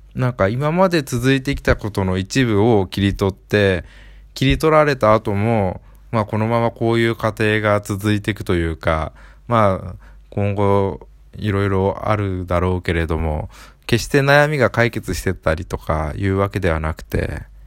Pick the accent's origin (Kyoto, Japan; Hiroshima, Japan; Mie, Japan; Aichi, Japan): Aichi, Japan; 愛知県生まれってことなので、まあ出身同じなんで